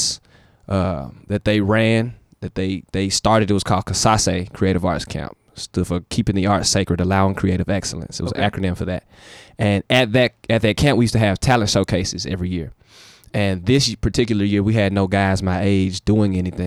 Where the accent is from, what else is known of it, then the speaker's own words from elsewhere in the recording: Memphis, Tennessee, United States; I'm from Memphis